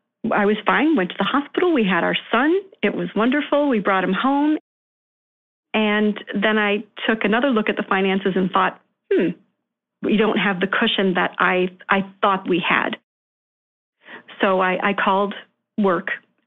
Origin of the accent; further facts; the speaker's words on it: Rochester, New York, United States; also born or lived in Connecticut; So we decided to move back to where my family is from, where I was raised in Rochester, New York, where the quality of living is a little more affordable.